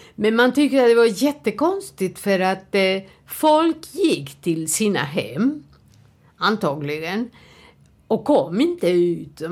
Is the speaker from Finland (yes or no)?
no; Uruguay; Swedish is a second language; moved away as an adult; now in Sweden; jag kommer från Uruguay.